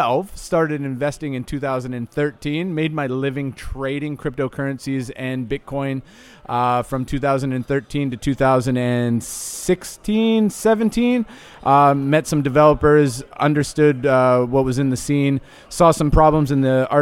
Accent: Amsterdam, North Holland, Netherlands; I come from Amsterdam, where the scene is a little bit, it's a little bit segregated

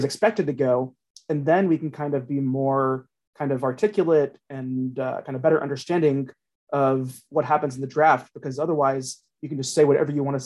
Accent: Cincinnati, Ohio, United States; I'm from Cincinnati and I'm a Bengals fan kind

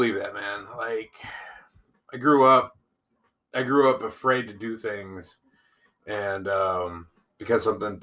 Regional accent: Seattle, Washington, United States; also born or lived in California; the same hood that I grew up

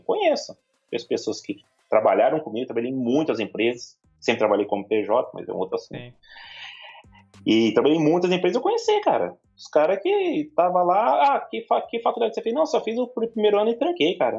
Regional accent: São Paulo, Brazil; also born or lived in Maringá; São Paulo é minha terra

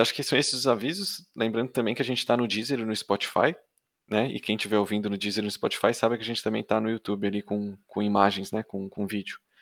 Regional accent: Florianópolis, Santa Catarina, Brazil; eu, que também sou manezinho

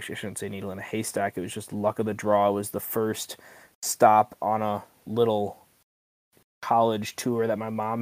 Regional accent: Nicollet, Minnesota, United States; moved away as an adult; now in Bemidji, United States; I am from a small town in southern Minnesota. Nicolet is my hometown

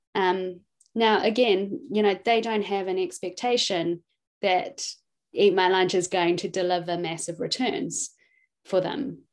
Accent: New Zealand; also born or lived in Hong Kong; I was born in Hong Kong um, and we moved to New Zealand when I was about two years old

